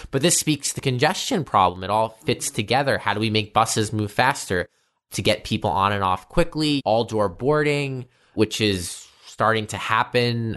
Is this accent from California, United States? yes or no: no; New York City, New York, United States; I grew up here in Bay Ridge